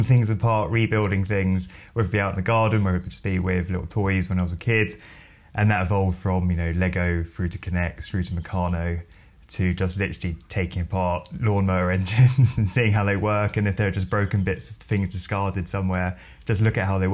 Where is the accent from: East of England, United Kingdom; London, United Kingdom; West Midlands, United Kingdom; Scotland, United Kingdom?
London, United Kingdom; Bromley; I grew up in Bromley. So for those of you who don't know Bromley, it's about 14 miles south of central London, and lived there all my life